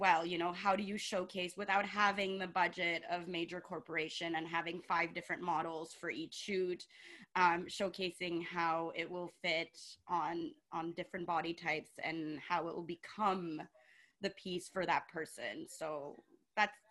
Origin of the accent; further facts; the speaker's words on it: Montreal, Quebec, Canada; I'm from Montreal. I grew up here.